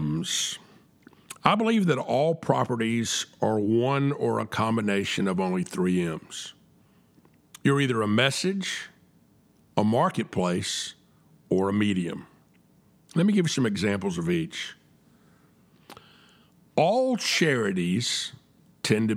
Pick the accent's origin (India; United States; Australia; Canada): United States; the South; I'm a Southerner, and we say Southerners are a little bit different than other people